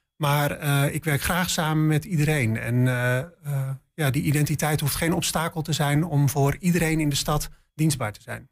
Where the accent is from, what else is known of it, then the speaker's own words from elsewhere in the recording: Spakenburg, Utrecht, Netherlands; moved away as an adult; also born or lived in Leiden / Delft; now in Enschede, Netherlands; Ik kom zelf uit Spakenburg